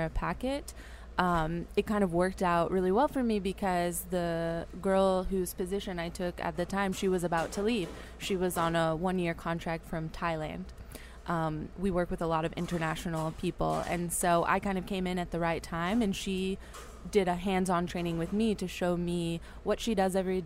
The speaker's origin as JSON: {"language": "English", "town": "Dallas", "region": "Texas", "country": "United States", "also_born_or_lived": "Paris, France", "moved": "yes", "lives_now": "New Orleans, United States", "said": "my dad is born and raised here, and we've kind of come here all my life, but I'm from Dallas, Texas."}